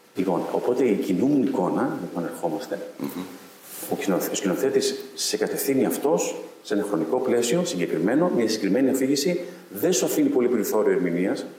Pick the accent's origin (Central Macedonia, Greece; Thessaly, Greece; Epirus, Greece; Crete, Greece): Epirus, Greece; Ioannina; moved away; επιστρέφω στην πόλη μου